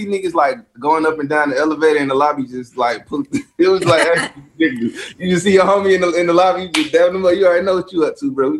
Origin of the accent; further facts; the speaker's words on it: Georgia, United States; I'm from Georgia too